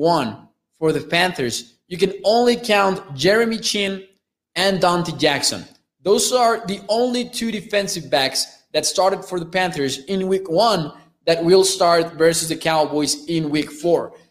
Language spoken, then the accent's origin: English; Mexico; I am from Mexico